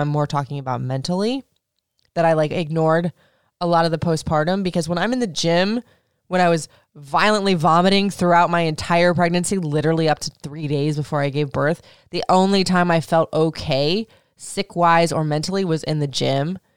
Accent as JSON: {"language": "English", "region": "Florida", "country": "United States", "tie": "born or raised there", "also_born_or_lived": "Michigan", "moved": "as an adult", "said": "I grew up in Florida"}